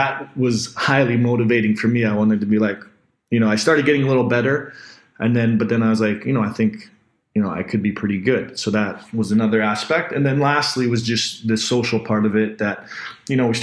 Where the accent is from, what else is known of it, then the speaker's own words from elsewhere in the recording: North Vancouver, British Columbia, Canada; I grew up in North Vancouver